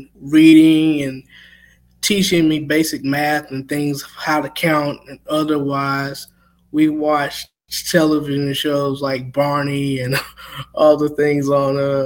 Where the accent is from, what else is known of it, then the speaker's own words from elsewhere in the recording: Thomaston, Georgia, United States; Growing up in Georgia